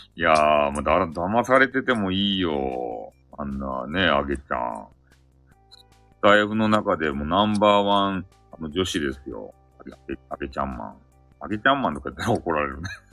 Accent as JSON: {"language": "Japanese", "area": "Hakata", "region": "Fukuoka", "country": "Japan", "accent": "Hakata dialect", "said": "博多弁昔話があるよ。あの、俺がやりよっちゃけど"}